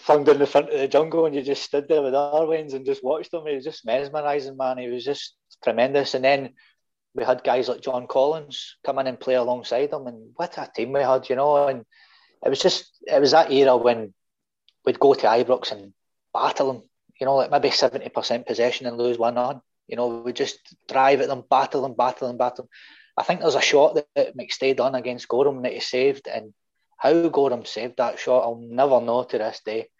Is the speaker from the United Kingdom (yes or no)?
yes; Saltcoats, Scotland, United Kingdom; I'm from Saltcoats originally in Ayrshire